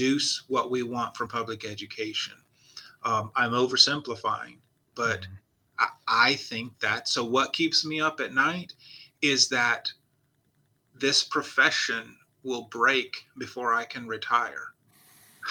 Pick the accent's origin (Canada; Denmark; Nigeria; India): Nigeria; moved away; I did grow up in Nigeria